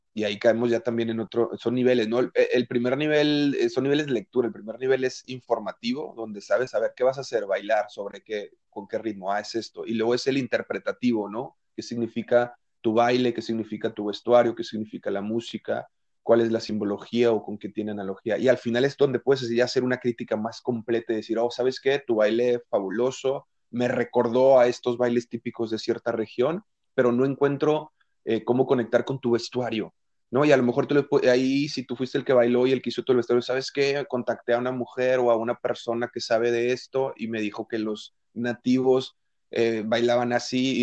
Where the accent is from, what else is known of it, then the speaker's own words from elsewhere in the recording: Mexico; nosotros como mexicanos